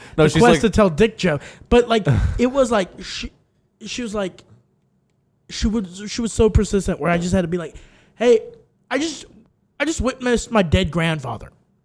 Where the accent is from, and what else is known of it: Texas, United States; born or raised there; moved away